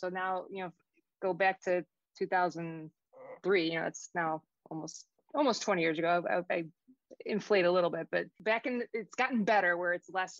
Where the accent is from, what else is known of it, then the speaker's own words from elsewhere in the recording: Chicago, Illinois, United States; moved away as an adult; also born or lived in Oak Lawn, Illinois / Boston; now in New Hampshire, United States; Going to college in Boston, growing up in Chicago, moving back to Chicago as an adult, and now living in this like New Hampshire